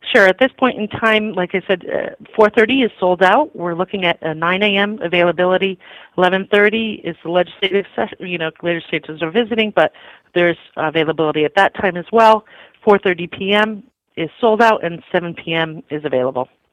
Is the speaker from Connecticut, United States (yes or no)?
yes; the Lower Naugatuck Valley, Connecticut, United States; I'm originally from the Valley.